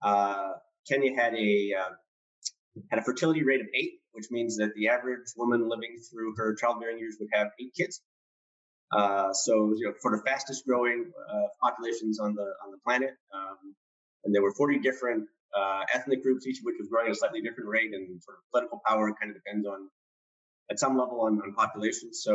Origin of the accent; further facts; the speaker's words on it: Cupertino, California, United States; I grew up in Cupertino, California.